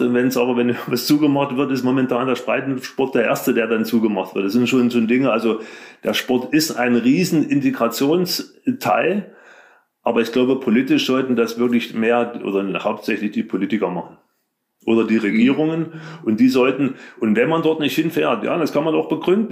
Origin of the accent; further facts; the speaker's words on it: Leipzig, Saxony, Germany; Ich bin in der DDR groß geworden